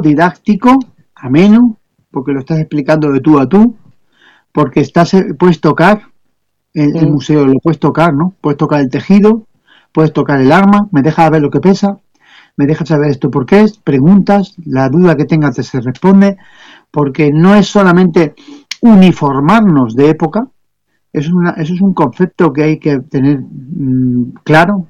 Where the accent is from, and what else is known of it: Spain